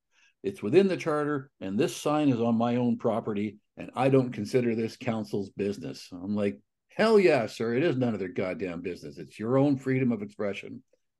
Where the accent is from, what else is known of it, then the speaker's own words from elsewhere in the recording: Alberta, Canada; which, by the way, is actually about three times the population of the community where I grew up in Northern Alberta. So I can identify with the tiny town.